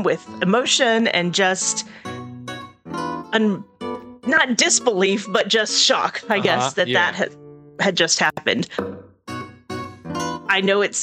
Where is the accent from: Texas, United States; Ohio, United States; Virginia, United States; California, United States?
Texas, United States; Houston; moved away as an adult; also born or lived in Los Angeles; now in Putnam County, United States; I grew up in Houston, then I lived in Los Angeles, and then I moved here